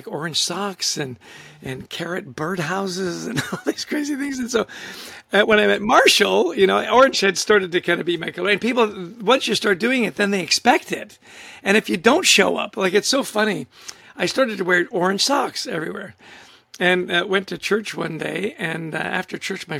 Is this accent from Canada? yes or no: yes; Vancouver, British Columbia, Canada; moved away as an adult; now in New Jersey, United States; I grew up in Vancouver, Canada. I lived in New Jersey now for well over 30 years